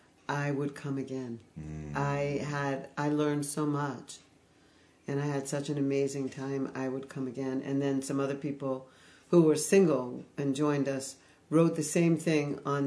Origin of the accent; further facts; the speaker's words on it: Fire Island, New York, United States; I grew up on Fire Island, New York.